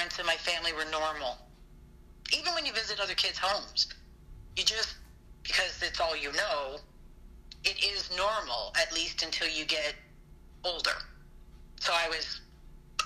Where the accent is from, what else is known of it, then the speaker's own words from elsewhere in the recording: British Columbia, Canada; moved away; also born or lived in Toronto; small town out in BC, very small town